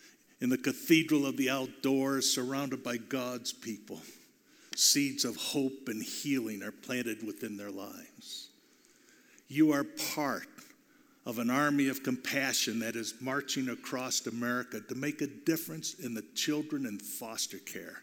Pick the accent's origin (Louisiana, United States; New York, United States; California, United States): California, United States; I'm from California